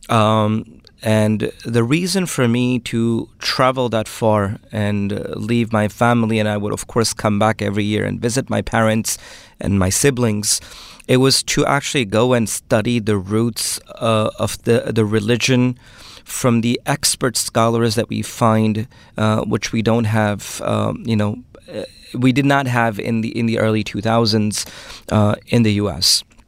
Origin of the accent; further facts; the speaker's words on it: New York City, New York, United States; first language Urdu; English is a second language; also born or lived in Pakistan; I'm raised, uh, in Brooklyn, New York